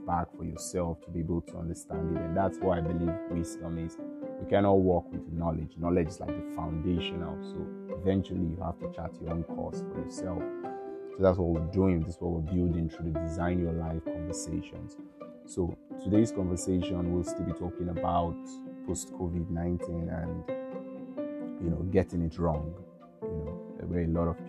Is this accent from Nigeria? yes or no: yes; Nigeria; I'm from Nigeria